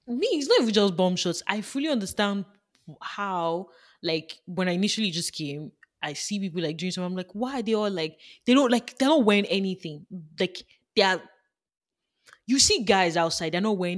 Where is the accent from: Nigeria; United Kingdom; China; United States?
Nigeria; now in Canada; I grew up in Nigeria